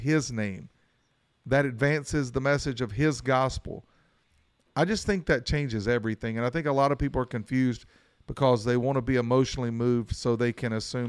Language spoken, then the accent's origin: English; Mount Airy, North Carolina, United States; I'm from Mount Airy, North Carolina. You know, it's considered the bluegrass capital of the world.